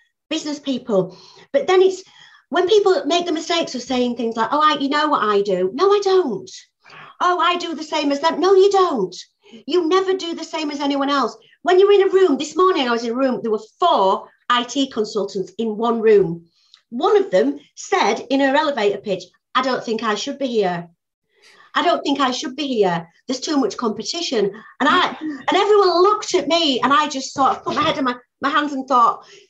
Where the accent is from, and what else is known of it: Yorkshire and the Humber, United Kingdom; also born or lived in London